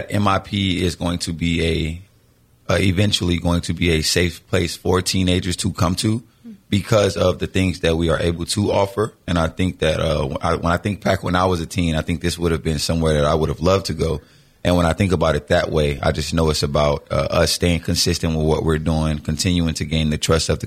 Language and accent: English; Miami, Florida, United States; moved away as an adult; also born or lived in Daytona Beach, Florida; I'm from Miami, Florida. I moved to Daytona Beach about maybe 13 years ago to go to Bethune-Cookman University